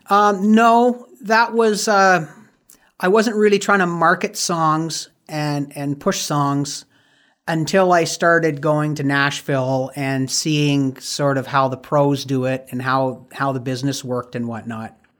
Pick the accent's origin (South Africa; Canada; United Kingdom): Canada; Windsor, Ontario; my hometown of Windsor, Ontario